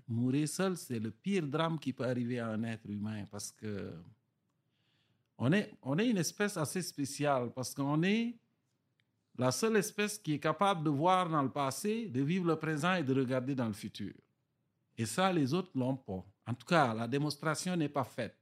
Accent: Bas-du-Fleuve, Quebec, Canada; accent: Gaspésien; les villages du bas du fleuve où j'ai grandi au Québec

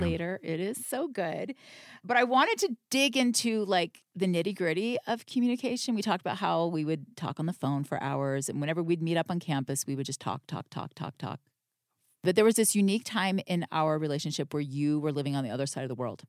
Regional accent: Florida, United States; moved away as an adult; also born or lived in Utah; I'm from Florida

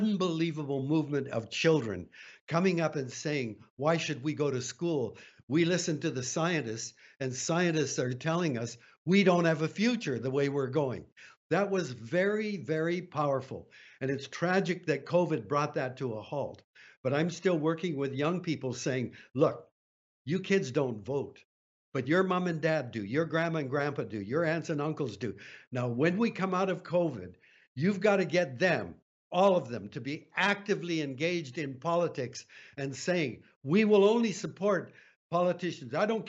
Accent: Canada; I'm a Canadian

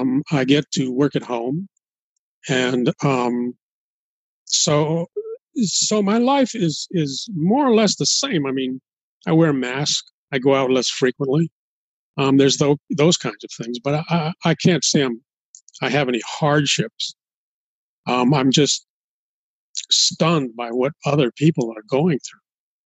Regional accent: Los Angeles, California, United States; Well, I was as a kid, I was largely ignored. My family had been in that neighborhood for a very long time.

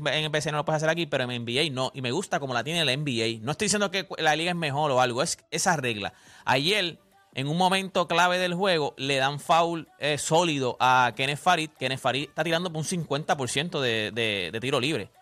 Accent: Loíza, Puerto Rico; yo soy de Loíza

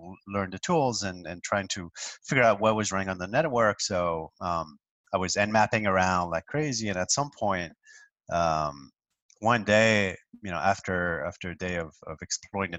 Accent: France; now in New York, United States; I grew up in France, in a medium sized city, relatively far from Paris

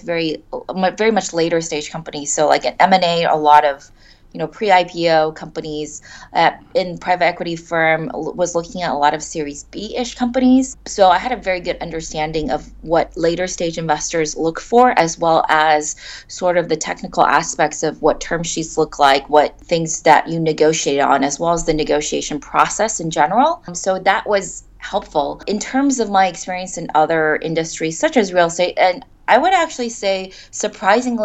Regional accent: Silicon Valley, California, United States; moved away as an adult; now in China; I grew up in Silicon Valley

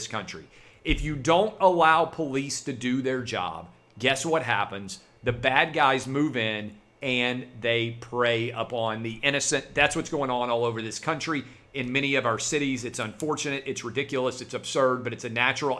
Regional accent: Nashville, Tennessee, United States; the city of Nashville, my hometown

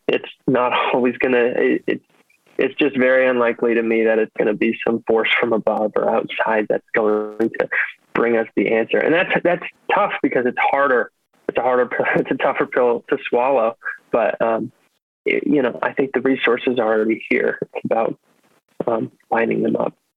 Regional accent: Herndon, Virginia, United States; moved away as an adult; also born or lived in Washington, District of Columbia, United States; now in Baltimore, United States; grew up in Herndon

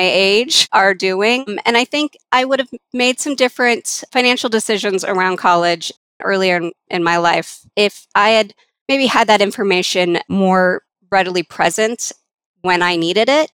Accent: Colorado, United States; I grew up here in Colorado, so I did go to some Colorado schools

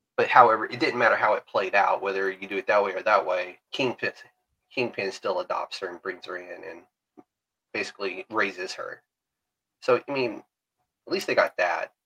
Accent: Alabama, United States; I'm from Alabama

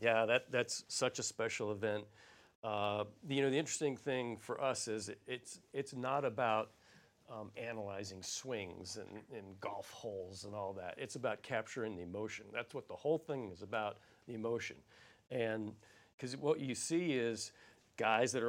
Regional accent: Arizona, United States; I'm from Arizona

